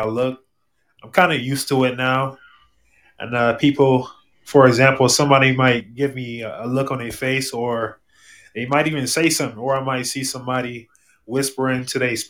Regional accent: Akron, Ohio, United States; I'm from Akron, Ohio

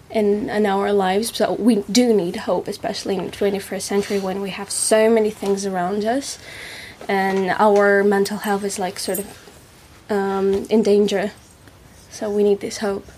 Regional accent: Moscow, Russia; English is a second language; moved away as an adult; also born or lived in Paris / Czech Republic; now in Colchester, United Kingdom; I'm from Moscow. It's a big city and it's about 16 million people.

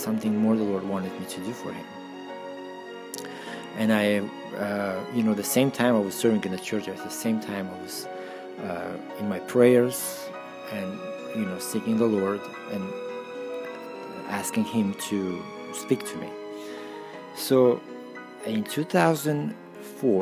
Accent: Russia; moved away as an adult; also born or lived in Armenia / Stockholm, Sweden; I was born in Armenia, and when I was 6 years old, my parents moved to Russia

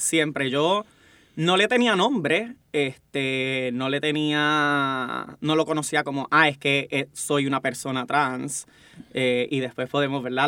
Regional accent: Bayamón, Puerto Rico; vengo del campo de Bayamón, orgullosamente, este, tuve una crianza

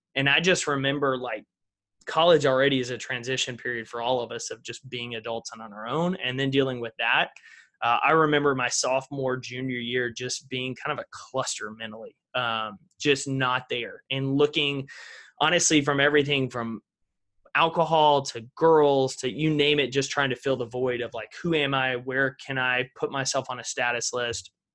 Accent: East Texas, United States; I grew up in East Texas, back in the piney woods, small town America.

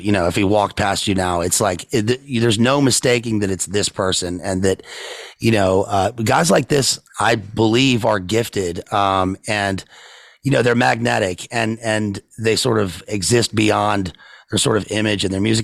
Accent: Richmond, Virginia, United States; I'm from Richmond

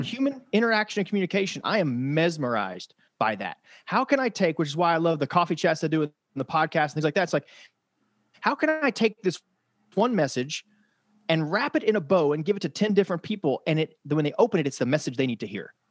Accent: Frankfort, Kentucky, United States; I'm from Frankfort, Kentucky

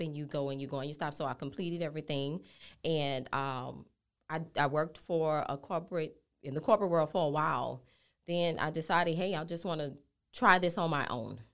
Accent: New Orleans, Louisiana, United States; moved away as an adult; now in Houston, United States; I'm born and raised in New Orleans

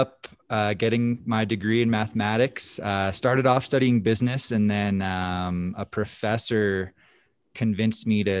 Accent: East Coast, United States; growing up on the East Coast, my local hill, Apsky Mountain, was kind of like a big skate park.

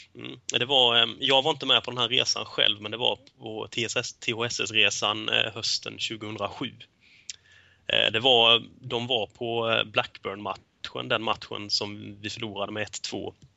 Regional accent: Småland, Sweden; som smålänning som jag är

